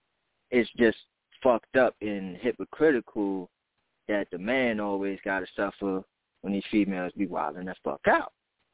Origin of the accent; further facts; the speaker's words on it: Bronx, New York, United States; But either told you I'm from the Bronx.